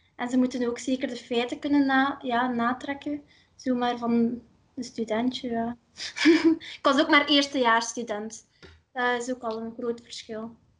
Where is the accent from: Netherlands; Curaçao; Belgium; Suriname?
Belgium; Ursel, Flanders; ik ben van Ursel, maar dat is nu gefusioneerd met Aalter.